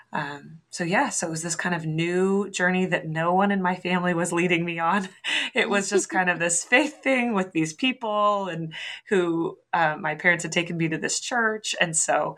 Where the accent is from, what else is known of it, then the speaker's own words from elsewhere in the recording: Oregon, United States; I hail from the West Coast. I'm from Oregon